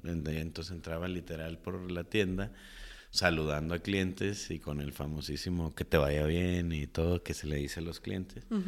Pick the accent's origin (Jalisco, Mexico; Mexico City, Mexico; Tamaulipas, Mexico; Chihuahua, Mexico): Jalisco, Mexico; Guadalajara; crecí en Santa Tere, en el mero barrio muy movido, Jesús García e Iturbide